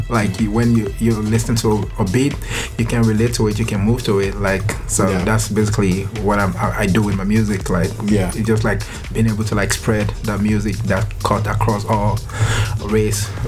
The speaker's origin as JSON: {"language": "English", "country": "Nigeria", "said": "Like you know, like I'm I'm Nigerian, and I believe like a lot of people don't know about Nigerian culture"}